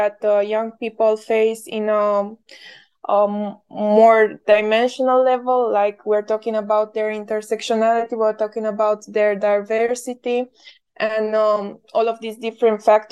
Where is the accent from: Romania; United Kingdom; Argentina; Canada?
Romania; I am from Romania